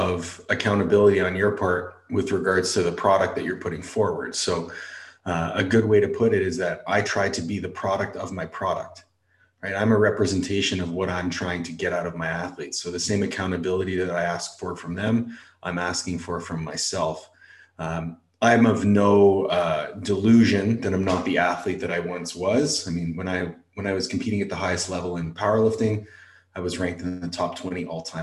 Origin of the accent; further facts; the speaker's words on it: Canada; moved away as an adult; also born or lived in Florida; I came down as this, you know, husky white kid, 5'9", from Canada with a weird accent